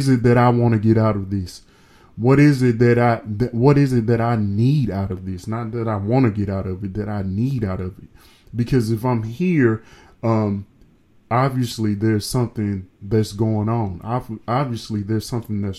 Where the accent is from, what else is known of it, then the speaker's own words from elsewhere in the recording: the South, United States; I'm from the South